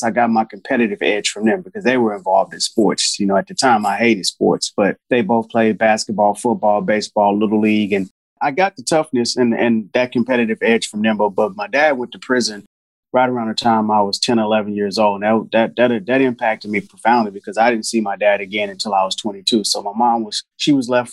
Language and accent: English; Houston, Texas, United States; I grew up in Houston, Texas. I was born in Houston